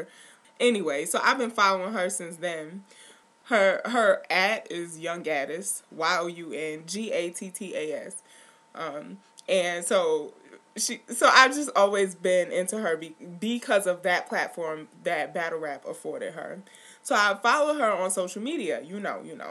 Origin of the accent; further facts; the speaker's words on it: New York City, New York, United States; I grew up in New York City